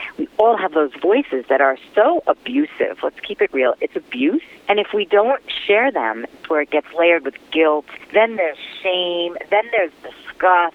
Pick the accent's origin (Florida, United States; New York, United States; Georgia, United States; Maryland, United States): New York, United States; New York City; growing up in Brooklyn